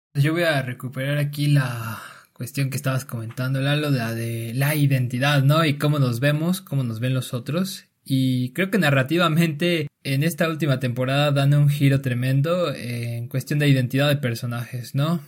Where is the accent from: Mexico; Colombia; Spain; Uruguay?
Mexico; somos los mexicanos